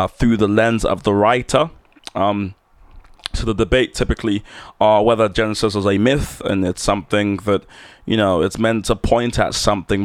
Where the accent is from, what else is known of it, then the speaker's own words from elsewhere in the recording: London, United Kingdom; I'm from London